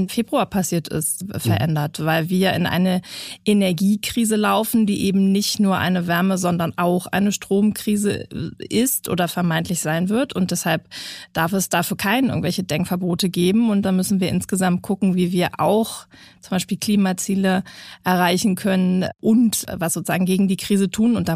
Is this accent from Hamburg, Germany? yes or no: yes; Hamburg, Germany; Ja, das kann ich insbesondere. Ich habe ja nun lange Kommunalpolitik gemacht und lange den Verkehrsausschuss geleitet im größten Bezirk in Hamburg.